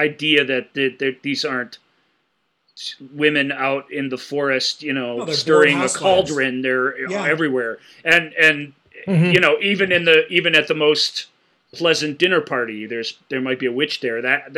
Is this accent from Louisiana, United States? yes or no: no; Missouri, United States; I'm from Missouri. The Show Me State.